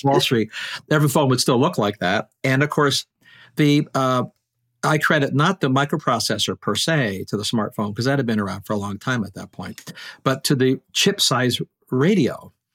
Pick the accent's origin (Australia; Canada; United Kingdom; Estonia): Canada; now in Maine, United States; And I am a Canadian.